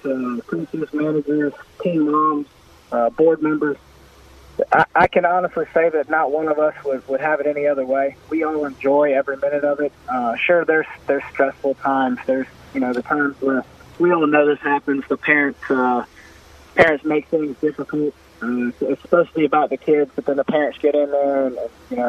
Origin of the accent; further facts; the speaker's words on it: West Orange, Florida, United States; now in Apopka, United States; I'm actually from West Orange. That's where I went to school at. I was there in the late 90s